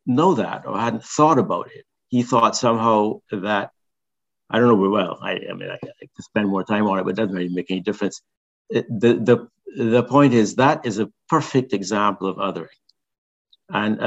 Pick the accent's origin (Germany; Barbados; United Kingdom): Barbados; moved away; When I was growing up in Barbados, I sang in the cathedral choir